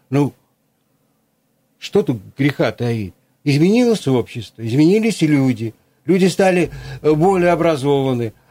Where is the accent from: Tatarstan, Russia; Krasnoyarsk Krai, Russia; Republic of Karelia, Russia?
Krasnoyarsk Krai, Russia; поскольку сам Канский, вот я